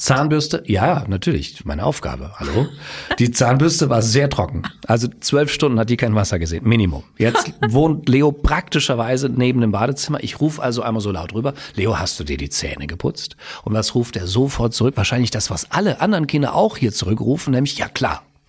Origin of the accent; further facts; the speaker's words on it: Westerwald, Rhineland-Palatinate, Germany; moved away as an adult; now in Hersbruck, Germany; ursprünglich komme ich aus dem Westerwald, bin dann der Liebe wegen nach Mittelfranken gezogen